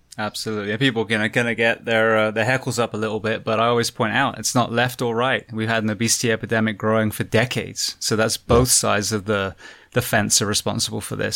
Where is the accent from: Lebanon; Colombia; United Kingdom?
United Kingdom; moved away; we we as a British